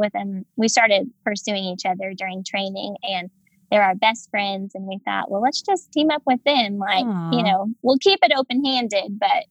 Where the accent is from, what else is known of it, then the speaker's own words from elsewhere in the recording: Oklahoma, United States; moved away as an adult; now in Papua New Guinea; I grew up in Oklahoma, the Bible Belt